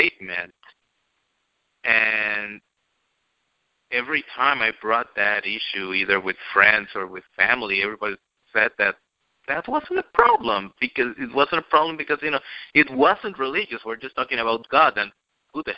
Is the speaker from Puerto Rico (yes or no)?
yes; Bayamón, Puerto Rico; My hometown, Bayamón